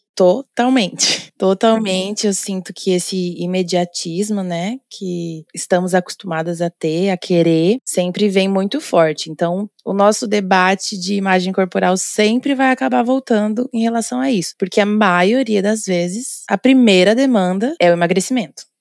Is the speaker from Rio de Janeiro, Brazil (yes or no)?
no; Londrina, Paraná, Brazil; moved away as an adult; also born or lived in Florianópolis, Brazil; A minha graduação foi na Universidade Estadual de Londrina, lá do norte do Paraná, minha cidade natal.